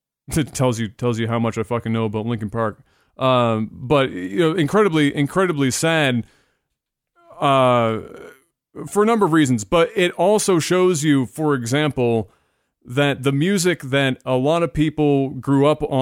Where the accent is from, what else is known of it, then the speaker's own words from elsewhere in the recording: Canada; as a Canadian